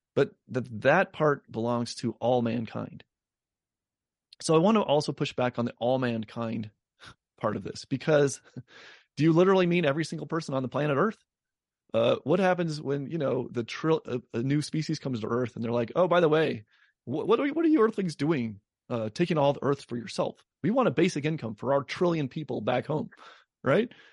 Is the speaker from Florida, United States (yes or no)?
no; Denver, Colorado, United States; my hometown in Denver